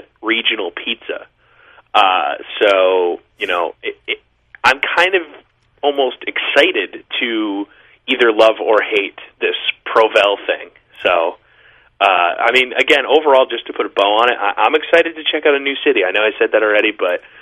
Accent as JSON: {"language": "English", "region": "Rhode Island", "country": "United States", "said": "I'm from Rhode Island"}